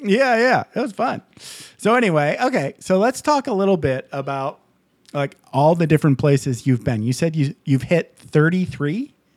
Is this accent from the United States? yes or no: yes; Midwest, United States; also born or lived in California; now in Nevada, United States; I grew up in the Midwest